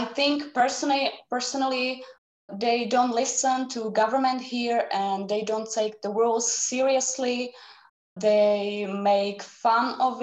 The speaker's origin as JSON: {"language": "English", "country": "Czechia", "second_language": "English", "said": "I'm from Czech Republic."}